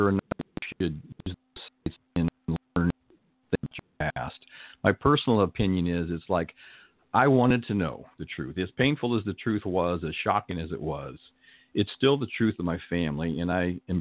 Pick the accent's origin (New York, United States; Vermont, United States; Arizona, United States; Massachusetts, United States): Arizona, United States; moved away as an adult; also born or lived in Canton, Ohio; now in Southern California, United States; We moved to Arizona when I was about 6 years old.